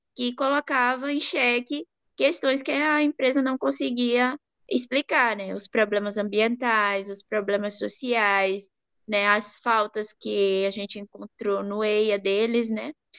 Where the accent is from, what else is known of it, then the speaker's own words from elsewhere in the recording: Pará, Brazil; Eu venho do Pará, é, eu sou de uma região é, que passa por uma dinâmica, né, extensiva de extração mineral, que tem a sede da Vale